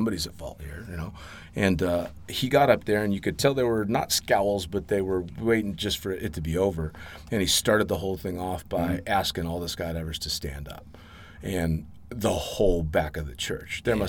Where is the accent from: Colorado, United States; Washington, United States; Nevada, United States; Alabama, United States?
Nevada, United States; Las Vegas; in which nobody believed or nobody understood because I came from Las Vegas and I probably, I never drank anything.